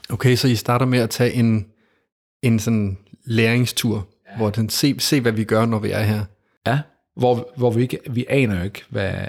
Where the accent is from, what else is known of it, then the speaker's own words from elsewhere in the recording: Denmark; jeg startede i Danmark i ikke så langt herfra, i en skov, meget tæt på, hvor jeg voksede op.